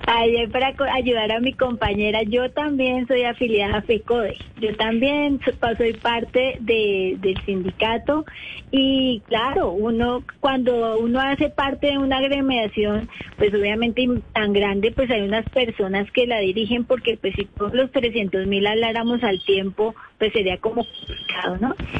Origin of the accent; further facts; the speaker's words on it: Bogotá, Colombia; yo soy de Bogotá